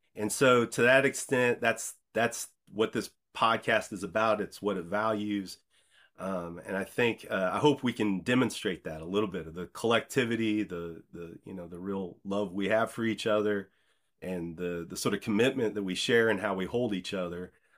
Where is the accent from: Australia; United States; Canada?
United States; Decatur, Illinois; moved away as an adult; also born or lived in Chicago / New York City; I grew up in Decatur, Illinois